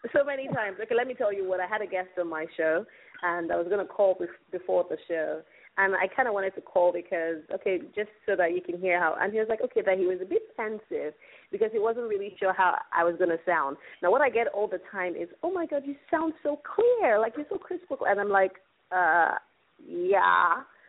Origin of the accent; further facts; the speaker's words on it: Nigeria; I'm a Nigerian